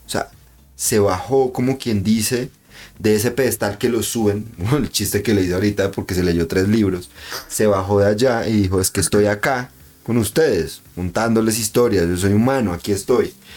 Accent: Convención, Norte de Santander, Colombia; Es como la gente de mi pueblo, ¿no? Entonces como, mm. uy, es que somos convencionistas y convención de mi alma

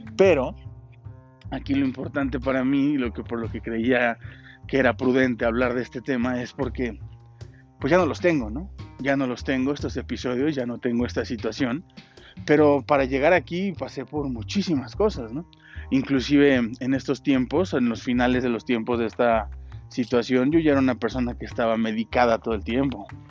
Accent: Mexico City, Mexico; moved away as an adult; tuve que salir de la Ciudad de México, irme a otro estado de la República, un estado donde ya no tenía esa zona de confort, ya no tenía un hogar a donde regresar y resguardarme bajo las alas de mi padre o de mi madre

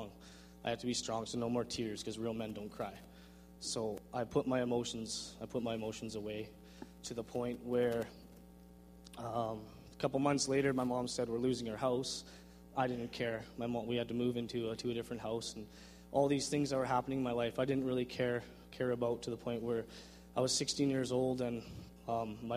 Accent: Vernon, British Columbia, Canada; born or raised there; also born or lived in Langley, British Columbia

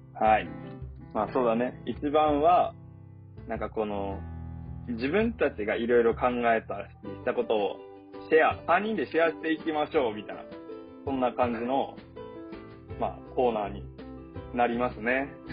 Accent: Amami Ōshima, Kagoshima, Japan; moved away as an adult; now in Tokyo, Japan; 私たち3人とも、えー、日本の、えー、鹿児島県ですね、鹿児島県の中でも結構南の方のに位置する奄美大島という島に、うん、えー、島出身

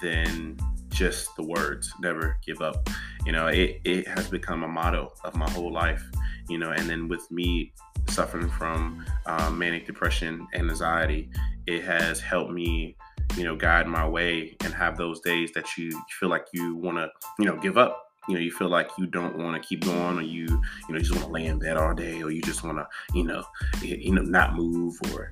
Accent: Portsmouth, Virginia, United States; moved away as an adult; I'm originally from Portsmouth, Virginia. And I'm born and raised

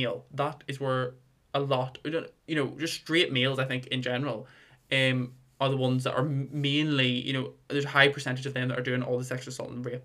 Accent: Armagh, Northern Ireland, United Kingdom; I come from Armagh, really small town

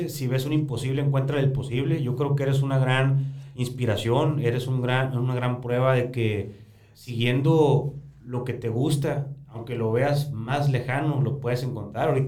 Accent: Cananea, Sonora, Mexico; yo soy de Cananea

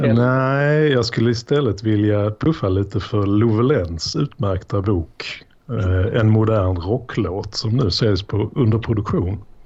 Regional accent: Sweden; jag är ju född i Sverige

